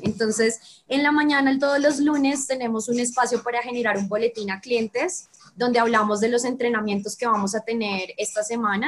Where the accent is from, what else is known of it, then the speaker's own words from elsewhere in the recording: Bogotá, Colombia; also born or lived in Brazil; soy de Bogotá, Colombia. Viví dos años y medio en Brasil